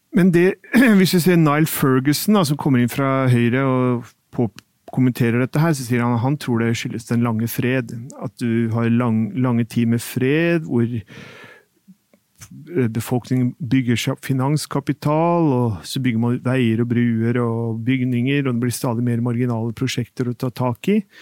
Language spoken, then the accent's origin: Norwegian; Norway